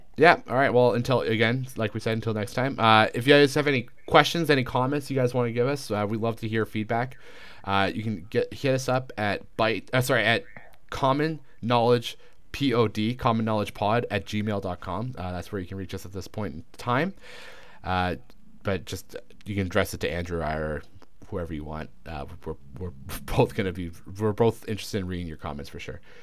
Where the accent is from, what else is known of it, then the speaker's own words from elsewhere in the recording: London, Ontario, Canada; moved away; also born or lived in Victoria, British Columbia; London, Ontario, which is my hometown